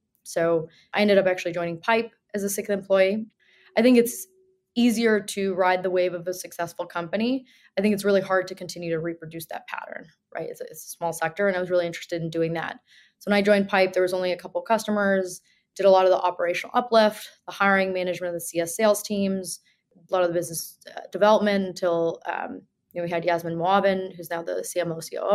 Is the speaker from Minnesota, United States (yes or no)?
no; New Jersey, United States; now in New York, United States; I grew up in New Jersey